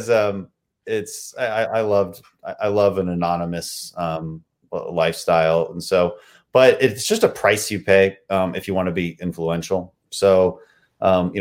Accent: Texas, United States; my district would be the second district in Texas

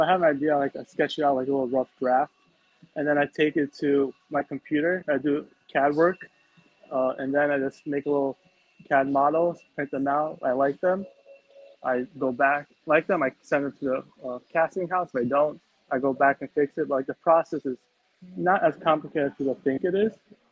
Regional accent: New York City, New York, United States; now in New Jersey, United States; I was born and raised in New York, then I moved to New Jersey, and then that's where I live currently

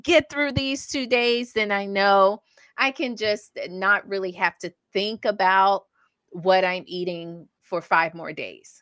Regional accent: the South, United States; I grew up in the South

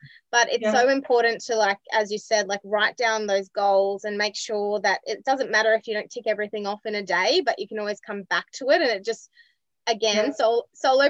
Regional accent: Scotland, United Kingdom; I'm Scottish

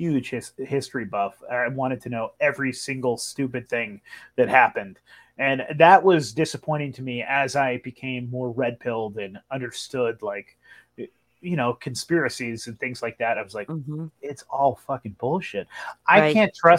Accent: Northern California, United States; now in Portland, United States; I grew up in Northern California. I'm in Oregon now.

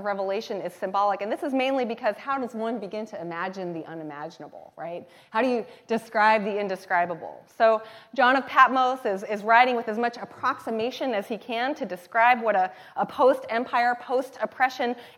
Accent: the Northwest, Pacific Northwest, United States; also born or lived in Thailand; I'm from the Northwest

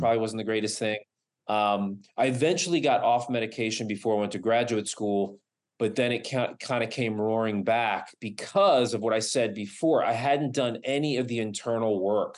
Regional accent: East Coast, United States; now in Los Angeles, United States; I moved from the East Coast to Los Angeles

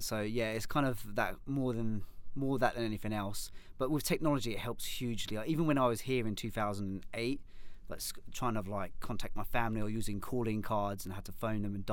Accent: London, United Kingdom; moved away as an adult; now in Minnesota, United States; where I'm from in London now, after moving here, I'm part of an area where they talk quite fast

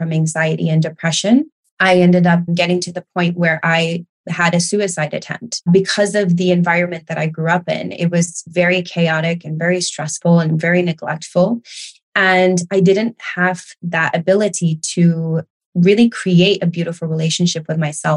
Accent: United States; also born or lived in Barcelona, Spain; now in United Kingdom; I am from the United States.

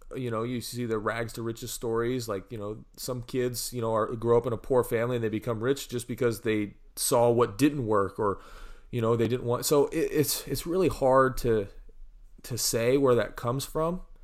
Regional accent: Missouri, United States; moved away; my hometown in Missouri

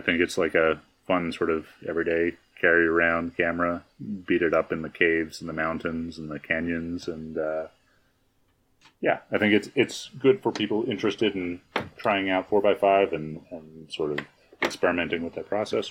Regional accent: New York, United States; now in Albuquerque, United States; I grew up in New York

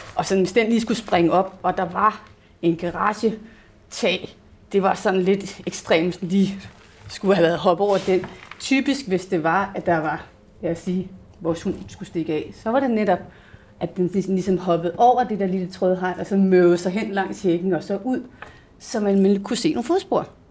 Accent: Hillerød, Capital Region of Denmark, Denmark; jeg kommer og oprindeligt fra Hillerød, hvis der er nogen, der kan høre det i min accent

